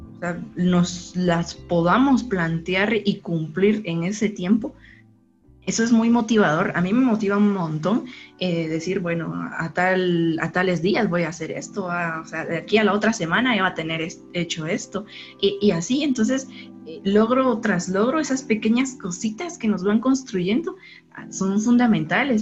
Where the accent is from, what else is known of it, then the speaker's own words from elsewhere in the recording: San Pedro Sacatepéquez, San Marcos, Guatemala; soy originaria de San Pedro, Zacatepeque, San Marcos